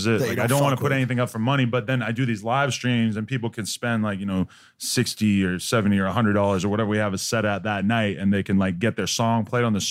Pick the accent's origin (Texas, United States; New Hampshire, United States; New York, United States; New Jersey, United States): New Hampshire, United States; Nashua; moved away; I grew up in Nashua, New Hampshire, which is like about 40 minutes outside of Boston.